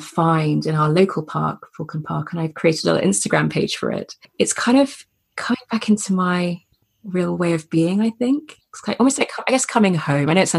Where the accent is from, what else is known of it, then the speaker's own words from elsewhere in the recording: Gloucestershire, South West England, United Kingdom; I grew up in Gloucestershire in the countryside.